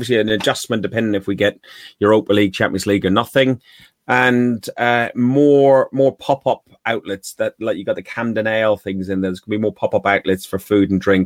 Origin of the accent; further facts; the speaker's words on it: Ireland; I'm Irish, okay? I'm Irish.